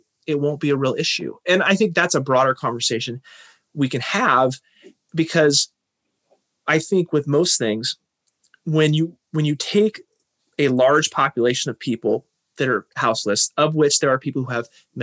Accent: Tacoma, Washington, United States; I would stay in Tacoma

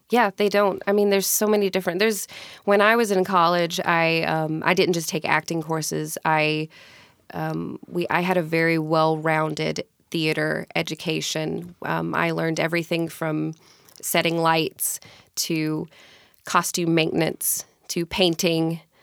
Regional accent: Mississippi, United States; moved away as an adult; now in Tacoma, United States; I grew up in Mississippi, born and raised.

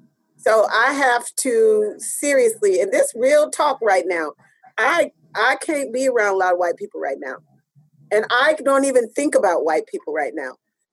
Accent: United States; We can't even come in because we're American, right?

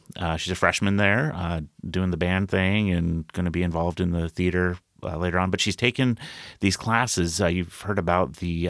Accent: Rochester, Minnesota, United States; born there; I was born in Rochester, Minnesota at the Mayo Clinic.

